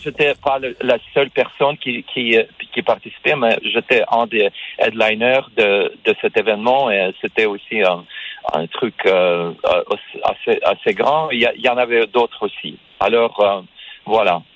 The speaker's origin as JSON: {"language": "French", "country": "Russia", "tie": "born or raised there", "first_language": "Russian", "second_language": "French", "moved": "yes", "lives_now": "United States", "said": "je suis né en Russie, j'ai euh, passé la plupart de ma vie aux États-Unis. J'ai venu, je suis venu euh, aux États-Unis euh, plus de 30 ans, il y a plus de 30 ans"}